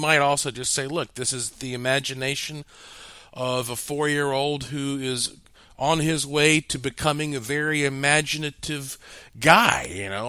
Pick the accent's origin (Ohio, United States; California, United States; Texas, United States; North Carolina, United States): North Carolina, United States; growing up in Western North Carolina.